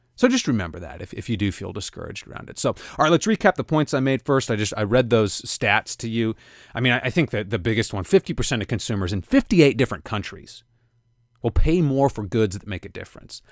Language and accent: English; Kansas City, United States; my hometown of Kansas City